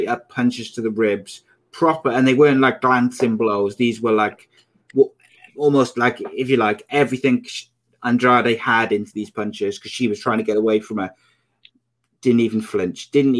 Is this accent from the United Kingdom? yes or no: yes; United Kingdom; as a Brit